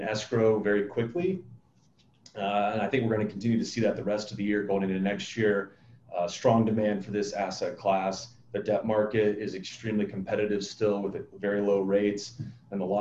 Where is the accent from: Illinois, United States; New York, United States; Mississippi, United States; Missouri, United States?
Illinois, United States; moved away as an adult; now in Arizona, United States; I grew up in Illinois, went to school there